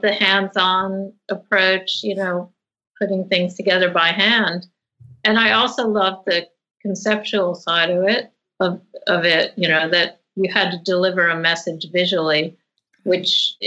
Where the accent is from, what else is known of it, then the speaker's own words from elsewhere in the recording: outside of New York, East Coast of America, United States; moved away as an adult; also born or lived in Rhode Island; now in Sydney, Australia; I grew up in the East Coast of America, outside of New York